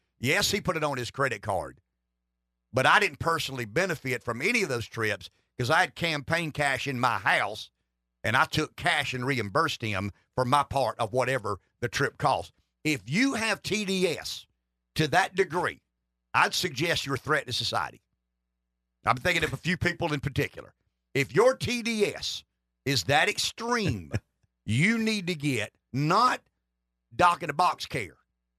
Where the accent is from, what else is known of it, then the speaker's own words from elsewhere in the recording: the South, United States; accent: Southern; The only thing more bizarre than me telling this story with my Southern accent